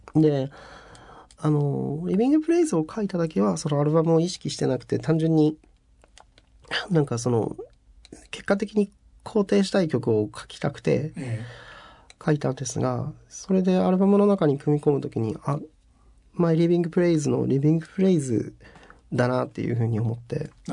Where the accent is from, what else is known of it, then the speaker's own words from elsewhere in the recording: Fukuoka, Japan; now in Tokyo, Japan; そこから逃げるように東京に上京してきた